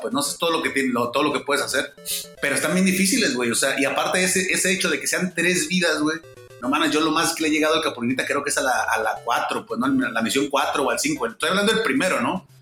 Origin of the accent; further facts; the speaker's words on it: Baja California Sur, Mexico; moved away as an adult; now in Mexico City, Mexico; la Baja Sur, que es donde soy yo